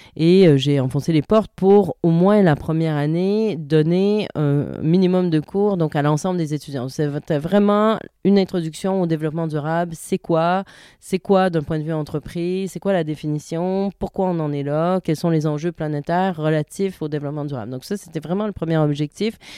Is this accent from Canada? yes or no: yes; Canada; moved away as an adult; also born or lived in Montreal; now in France; je suis canadienne, en France quand même depuis quelques temps maintenant.